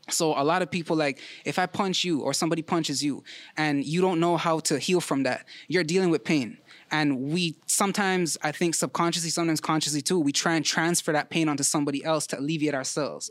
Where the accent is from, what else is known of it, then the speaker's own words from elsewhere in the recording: Toronto, Ontario, Canada; I'm a Vern baby, Ma Vern